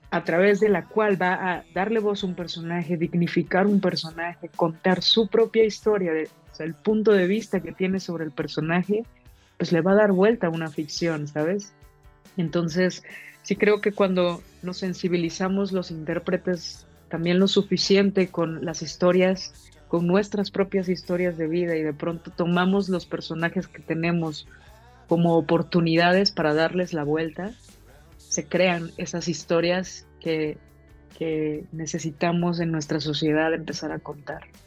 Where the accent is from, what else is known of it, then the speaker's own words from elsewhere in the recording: Mexico; nosotros como mexicanas, como mexicanos, tenemos diferentes historias de vida